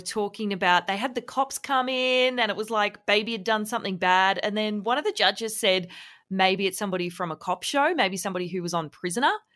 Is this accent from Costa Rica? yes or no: no; Victoria, Australia; I'm from Victoria